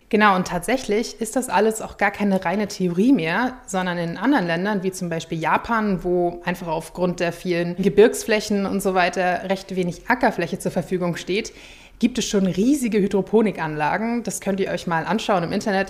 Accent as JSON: {"language": "German", "region": "Schleswig-Holstein", "country": "Germany", "tie": "born or raised there", "said": "in meiner Heimat Schleswig-Holstein"}